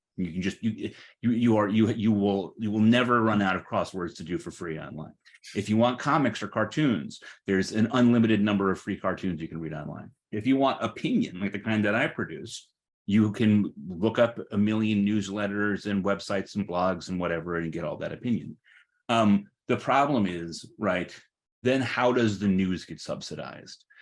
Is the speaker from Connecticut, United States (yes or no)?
yes; Connecticut, United States; growing up in Connecticut in the 1980s and 1990s